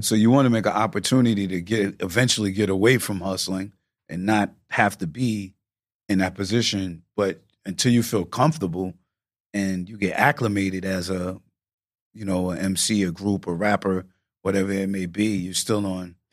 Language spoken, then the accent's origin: English; Yonkers, New York, United States; I'm from New York